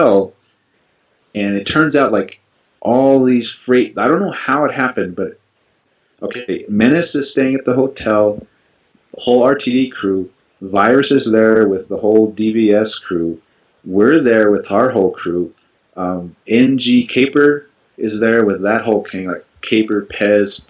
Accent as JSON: {"language": "English", "town": "Albuquerque", "region": "New Mexico", "country": "United States", "said": "I'm from Albuquerque."}